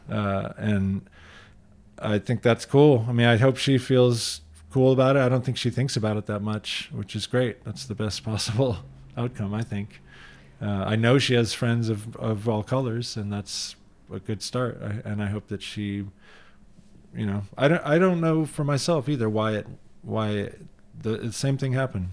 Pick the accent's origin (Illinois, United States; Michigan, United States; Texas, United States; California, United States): Michigan, United States; now in San Francisco, United States; I grew up in Michigan where diversity was more apparent